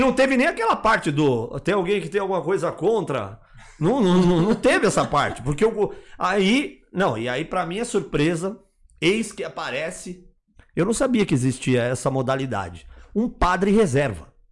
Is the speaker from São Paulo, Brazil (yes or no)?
yes; Guarulhos, São Paulo, Brazil; Guarulhos, minha terra